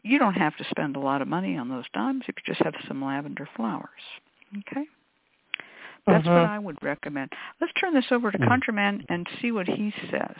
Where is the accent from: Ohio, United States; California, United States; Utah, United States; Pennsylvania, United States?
California, United States; Berkeley; also born or lived in Oakland; I was raised in Berkeley and Oakland